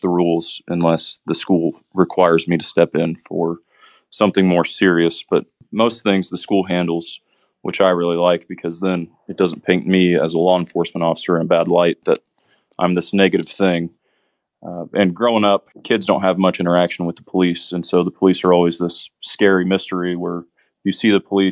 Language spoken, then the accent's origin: English; Ellettsville, Indiana, United States; I was born and raised in Ellisville.